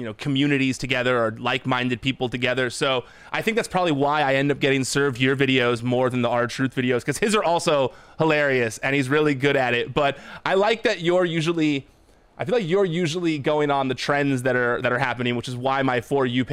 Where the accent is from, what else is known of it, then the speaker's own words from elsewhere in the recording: Los Angeles, California, United States; I'm an LA guy